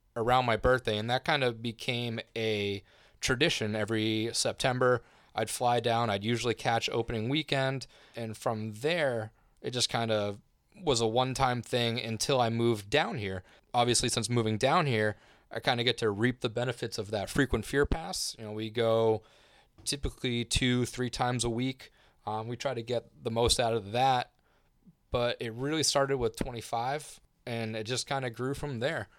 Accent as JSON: {"language": "English", "region": "Massachusetts", "country": "United States", "moved": "yes", "said": "I'm from Massachusetts originally"}